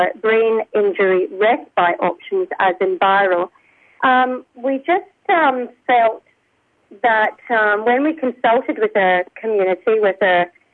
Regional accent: Scotland, United Kingdom; moved away as an adult; now in Australia; I'm Scottish. I've lived in Australia for almost 32 years.

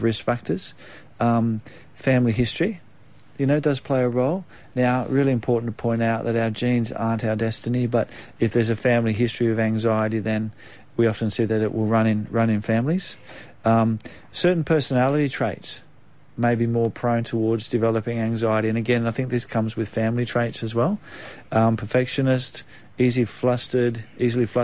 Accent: Australia; I came back to my hometown of where I grew up at the lake

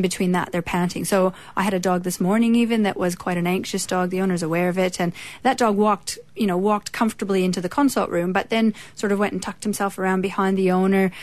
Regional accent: Canada; accent: Canadian; also born or lived in Australia; now in Edgeworth, Australia; I was born in Canada, been in Australia most of the time since 2001

